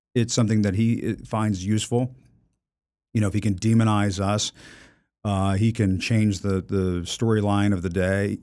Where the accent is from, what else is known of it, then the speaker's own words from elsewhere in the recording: Virginia, United States; I went to elementary school in Virginia